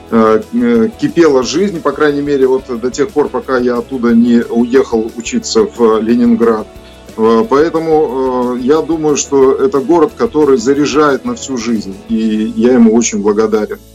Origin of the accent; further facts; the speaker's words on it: Soligorsk, Minsk Region, Belarus; Я вырос в Солигорске. Солигорск э, вы э, хорошо знаете, это Минская область, э, шахты.